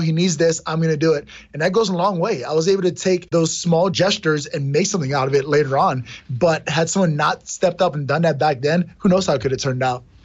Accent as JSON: {"language": "English", "town": "New York City", "region": "New York", "country": "United States", "tie": "born or raised there", "said": "I grew up in New York City, in Brooklyn, New York"}